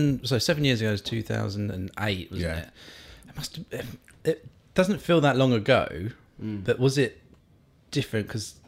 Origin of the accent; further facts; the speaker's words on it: Waltham Abbey, East of England, United Kingdom; also born or lived in Harlow; Waltham Abbey in Essex.